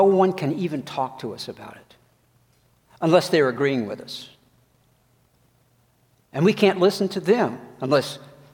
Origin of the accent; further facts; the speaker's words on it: Georgia, United States; growing up in the South in Georgia